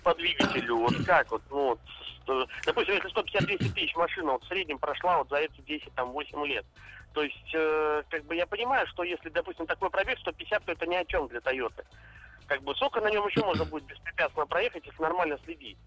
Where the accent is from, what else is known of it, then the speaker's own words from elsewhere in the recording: Saint Petersburg, Russia; я сам из Петербурга